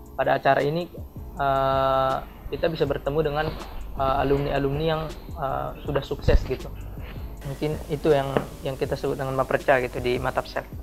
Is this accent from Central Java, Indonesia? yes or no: no; South Tapanuli, North Sumatra, Indonesia; moved away as an adult; now in Bogor, Indonesia; mahasiswa perantauan dari Tapanuli bagian selatan